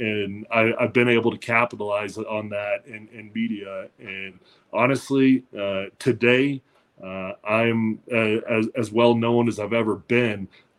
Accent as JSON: {"language": "English", "town": "Denver", "region": "Colorado", "country": "United States", "tie": "born or raised there", "also_born_or_lived": "Seattle / Washington", "said": "my hometown. But I grew up in Denver. I started my career in Denver."}